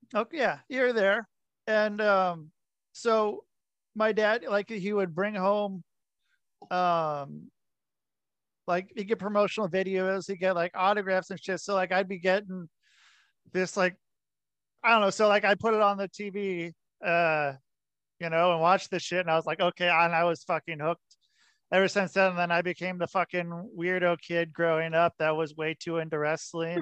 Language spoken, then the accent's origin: English; Portland, Oregon, United States; moved away; I grew up in Portland, Oregon